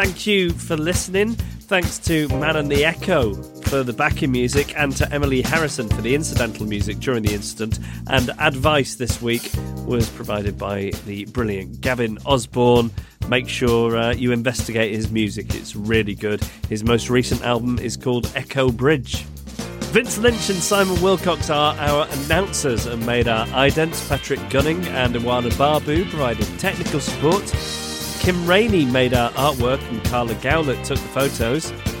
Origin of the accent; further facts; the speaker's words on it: Beaumaris, Wales, United Kingdom; now in Hong Kong; I've been out of my hometown of, I don't know how to say this, it's on Anglesey, it looks like Beaumarie